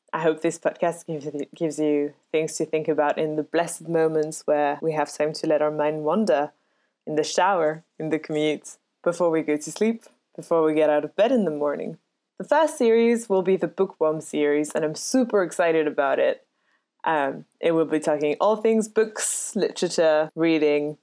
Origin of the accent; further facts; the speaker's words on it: Paris, Île-de-France, France; moved away as an adult; now in United Kingdom; I was born and raised in Paris